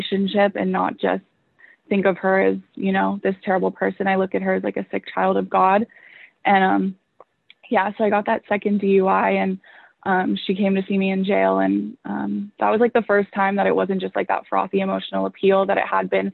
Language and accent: English; Huntington Beach, California, United States; I'm actually from Orange County, and I grew up in Huntington Beach